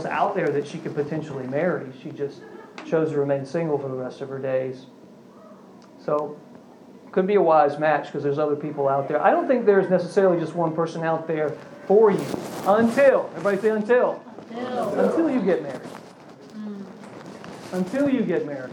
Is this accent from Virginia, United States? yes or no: yes; Virginia, United States; I grew up in Virginia